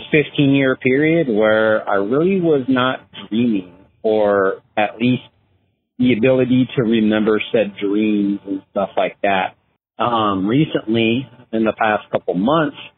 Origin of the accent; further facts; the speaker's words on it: Southern California, United States; moved away; my hometown in Southern California